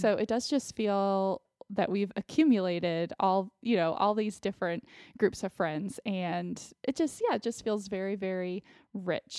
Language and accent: English; Austin, Texas, United States; moved away as an adult; also born or lived in Connecticut; growing up in Austin, I have, I do still have some friends from, uh, elementary school